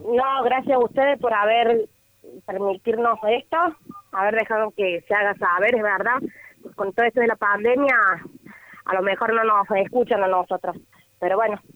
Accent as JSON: {"language": "Spanish", "region": "Córdoba", "country": "Argentina", "said": "nosotros somos de acá de Córdoba"}